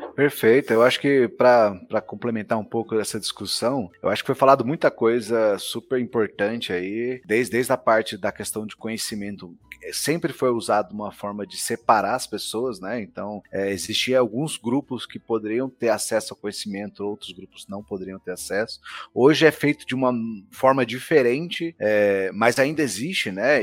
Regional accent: Brazil; nós como brasileiros

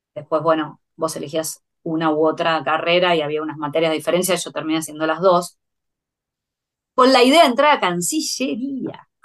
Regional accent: Buenos Aires, Argentina; nací en Capital Federal

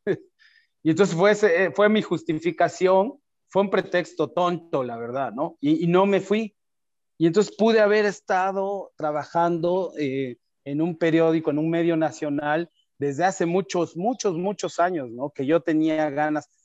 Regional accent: Oaxaca, Mexico; moved away as an adult; now in Mexico City, Mexico; soy oaxaqueño, vivo en Ciudad de México

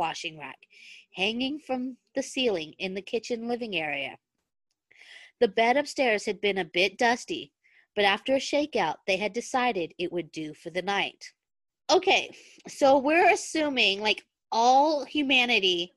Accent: United States; I am from the United States

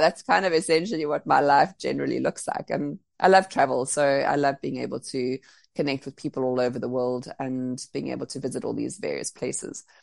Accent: Cape Town, Western Cape, South Africa; moved away as an adult; also born or lived in Bali; now being back in Cape Town, Cape Town's my my hometown, so my family's here

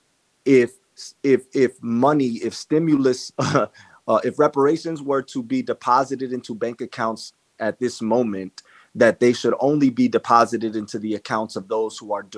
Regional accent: New York City, New York, United States; I was born in Washington Heights to a Dominican, Haitian mother and a Cuban father. I was not raised by them. I was raised by my Haitian Dominican grandmother

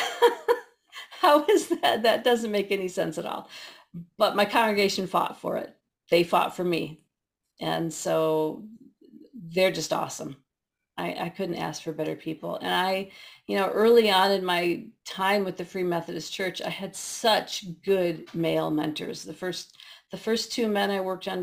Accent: Midwest, United States; I'm a Midwesterner

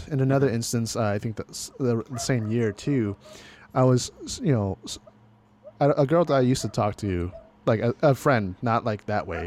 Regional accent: California, United States; I was born and raised in California

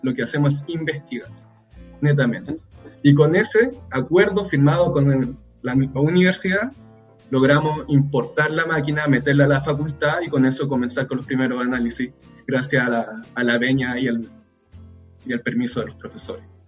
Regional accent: Rancagua, O'Higgins, Chile; moved away as an adult; now in Valparaíso, Chile; salimos de Rancagua, cada uno se fue a estudiar a alguna universidad o algún lugar

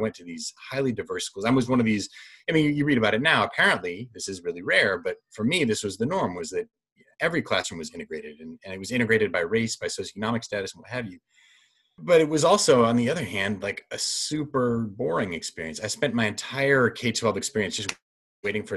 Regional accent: Kalamazoo, Michigan, United States; I grew up in Kalamazoo, Michigan, which is a great town and a wonderful place to grow up

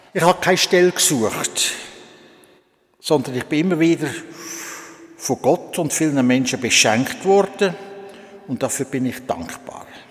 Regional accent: Switzerland; also born or lived in Solothurn / Olten / Bern / Lucerne; Am 19. April 1932 bin ich in Kralingen geboren worden

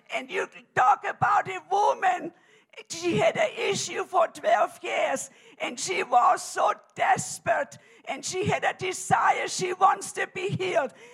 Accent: Germany; now in United States; I'm originally from Germany, and I came to America in 1969.

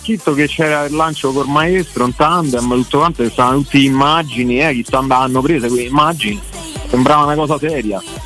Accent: Rome, Lazio, Italy; sono De Colle Salario

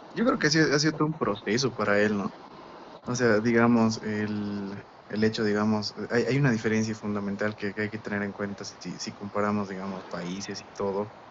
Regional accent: Bolivia; moved away; soy boliviano porque lo dice un papel y porque he nacido en determinado lugar

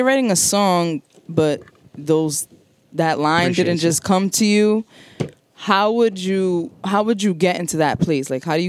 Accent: Providence, Rhode Island, United States; That's where I'm from.

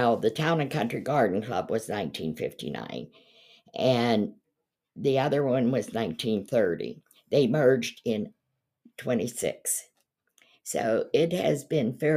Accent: Pennsylvania, United States; moved away as an adult; also born or lived in Enon Valley, Pennsylvania / the western United States; now in East Palestine, United States; I was born and raised in Pennsylvania.

